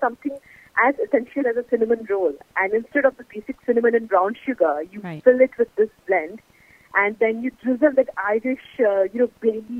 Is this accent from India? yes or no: no; Australia; when I was like a kid growing up in Australia